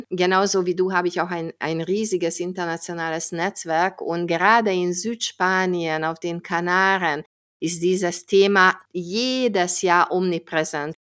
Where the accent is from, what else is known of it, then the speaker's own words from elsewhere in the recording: Hungary; wenn ich in meinem Heimatland Ungarn bin